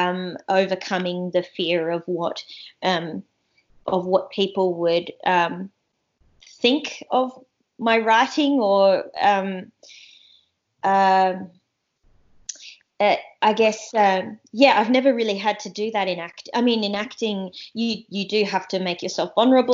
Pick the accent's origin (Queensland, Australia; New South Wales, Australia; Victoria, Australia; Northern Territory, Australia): Northern Territory, Australia; Darwin; moved away as an adult; also born or lived in Kakadu; now in Sydney, Australia; I grew up in I grew up in Darwin, and I grew up in Kakadu.